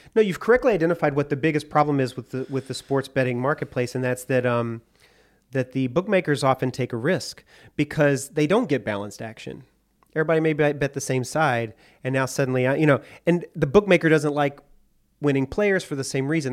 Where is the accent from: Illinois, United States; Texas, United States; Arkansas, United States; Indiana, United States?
Arkansas, United States; Hot Springs; I grew up in Hot Springs, Arkansas